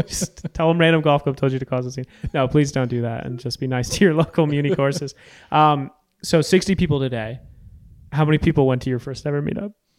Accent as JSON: {"language": "English", "town": "Storrs", "region": "Connecticut", "country": "United States", "tie": "born or raised there", "said": "I grew up in Storrs, Connecticut"}